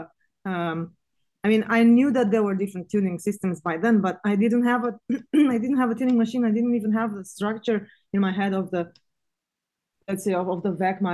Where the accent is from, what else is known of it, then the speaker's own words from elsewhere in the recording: Bucharest, Romania; moved away as an adult; now in Vilnius, Lithuania; I was born in Bucharest. I grew up there